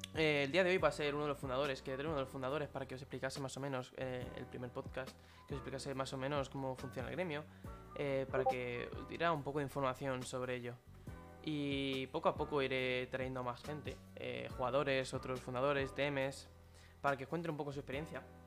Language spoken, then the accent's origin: Spanish; Spain; nosotros somos españoles